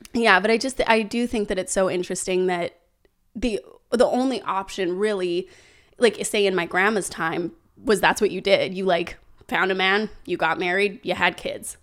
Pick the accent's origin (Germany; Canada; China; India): Canada; growing up in Canada